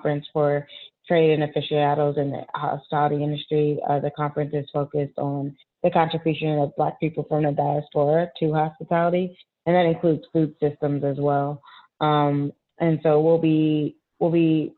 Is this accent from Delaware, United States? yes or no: no; Chicago, Illinois, United States; also born or lived in Memphis, Tennessee / New York; now in New Orleans, United States; I grew up in Chicago and also Memphis, Tennessee